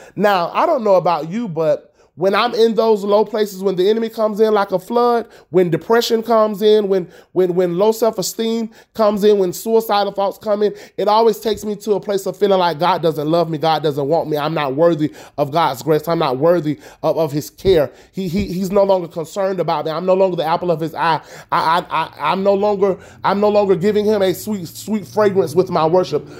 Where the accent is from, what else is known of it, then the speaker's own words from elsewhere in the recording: Tallahassee, Florida, United States; I am broadcasting live all the way from Tallahassee, Florida.